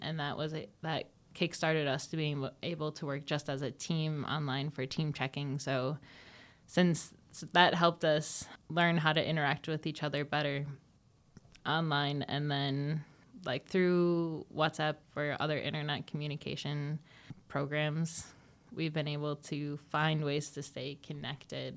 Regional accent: Neenah, Wisconsin, United States; moved away; I was born and raised in Neenah, Wisconsin

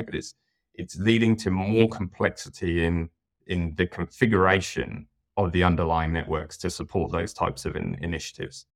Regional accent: United Kingdom; moved away as an adult; now in New South Wales, Australia; as you can probably tell by my accent, I'm from the U K originally

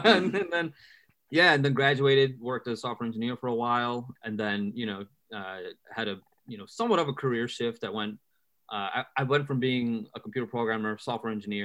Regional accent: Chicago, Illinois, United States; also born or lived in India; I was born in Chicago, born and raised, still here.

